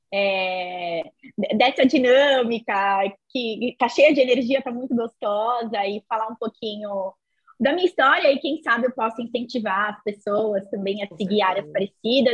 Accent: São Paulo, Brazil; Eu sou daqui de São Paulo

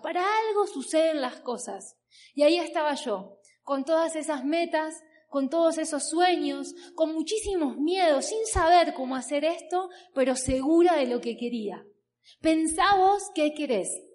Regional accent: Berazategui, Buenos Aires Province, Argentina; vengo de Argentina, como bien les dije, tengo 30 años. Trabajo desde los 16, 17 años aproximadamente. Vengo de una ciudad que se llama Verazategui

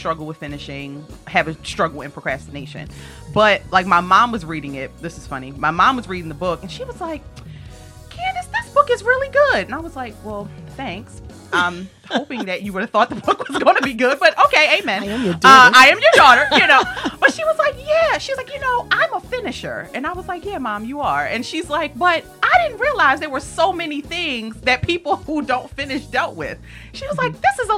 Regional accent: Baltimore, Maryland, United States; now in Philadelphia, United States; I grew up in Baltimore, Maryland. So that's where I'm originally from, B. Moore

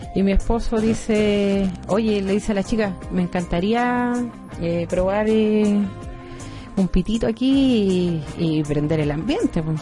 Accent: Chile

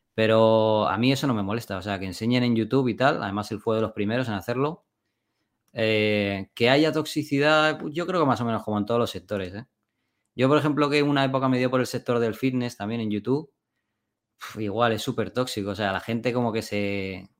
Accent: Spain; moved away as an adult; me quería volver a España. Y me volví, y me volví a mi pueblo del que me fui.

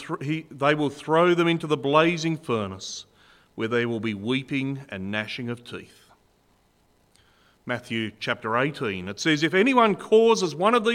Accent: Burnie, Tasmania, Australia; also born or lived in Penguin; I was actually born in Burnie, and I grew up in Burnie and in Penguin till I was about 18 years old, so I know this part of the world very well.

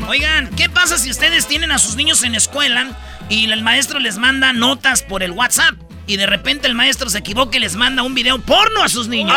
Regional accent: Jiquilpan, Michoacán, Mexico; yo soy de Jiquilpan

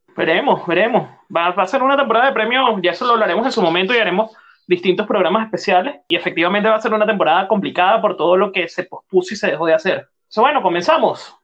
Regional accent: Venezuela; soy venezolano y estoy en el hemisferio norte.

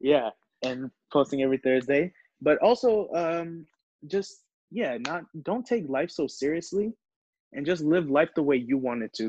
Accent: Maryland, United States; first language Hindi; English is a second language; also born or lived in New Jersey; still shout out the DMV, still from Maryland. You know, that's my hometown

